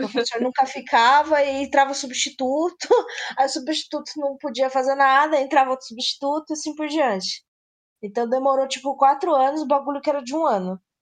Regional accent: São Paulo, Brazil; sou de São Paulo, e além de falar bolacha

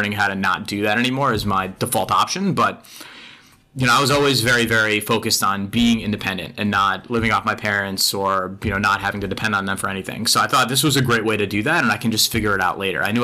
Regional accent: Long Island, New York, United States; I grew up in Long Island

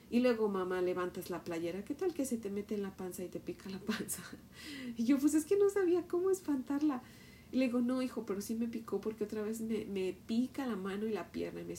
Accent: Mexico; por ejemplo, yo que soy de México, cuando te regreses a México, pues te lleves mis huesos

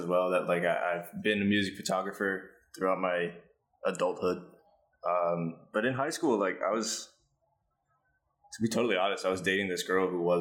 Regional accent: New Jersey, United States; moved away as an adult; also born or lived in New York; now in Manila, Philippines; this is in Jersey, my hometown

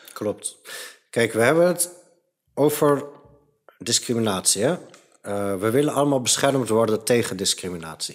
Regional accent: Het Gooi, North Holland, Netherlands; Ik ben opgegroeid in het gooi

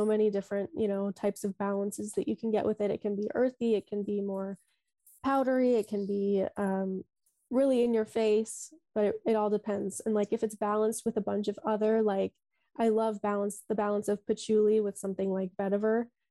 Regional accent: Sioux Falls, South Dakota, United States; moved away as an adult; now in Dublin, Ireland; I'm from South Dakota, born and raised.

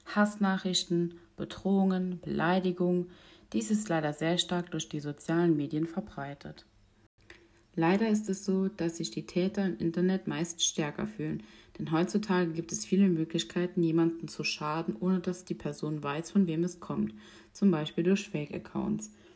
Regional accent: Mettendorf, Rhineland-Palatinate, Germany; ich komme aus Mettendorf.

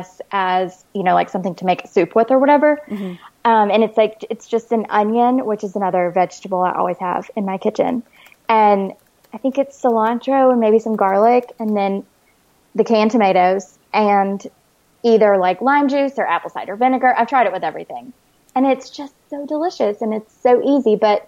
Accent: Alabama, United States; also born or lived in New Orleans, Louisiana; now in San Diego, United States; I grew up in Alabama and I lived in New Orleans for 5 years

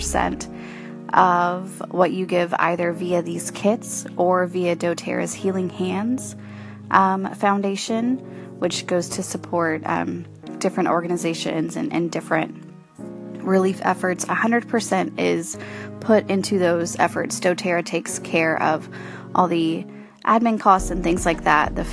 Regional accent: Corpus Christi, Texas, United States; I am from Corpus Christi and surrounding

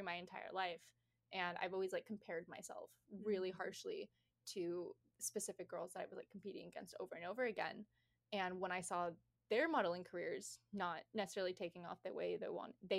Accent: Nebraska, United States; moved away as an adult; also born or lived in Iowa; I'm from Nebraska, so this is not like a common thing where I'm from

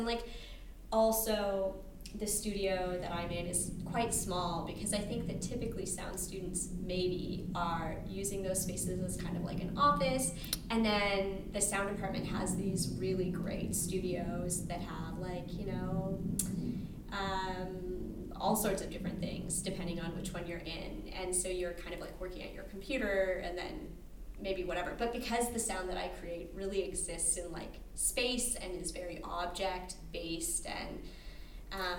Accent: Alberta, Canada; now in Chicago, United States

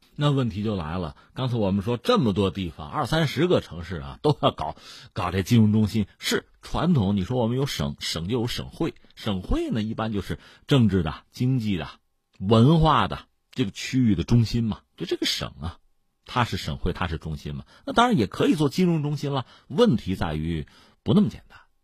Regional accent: Hebei, China; 我们是河北人嘛

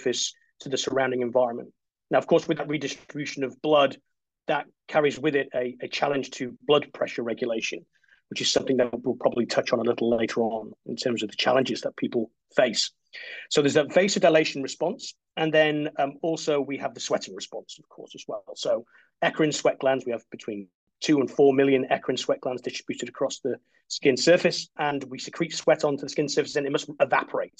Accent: Wales, United Kingdom; moved away as an adult; also born or lived in Canada / East Midlands; now in Australia; I'm originally from Wales and it rains a lot there.

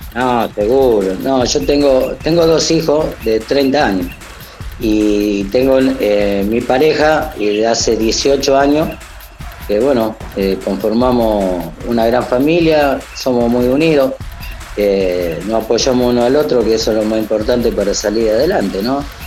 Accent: Rosario, Santa Fe, Argentina; Yo me crié acá en Rosario Central, soy de Rosario

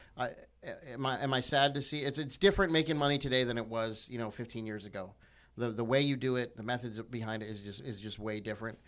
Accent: United States; I'm, I'm American

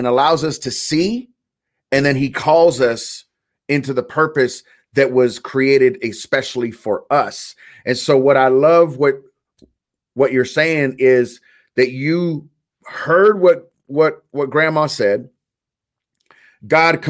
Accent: California, United States; I was raised in California, so I remember the earthquakes.

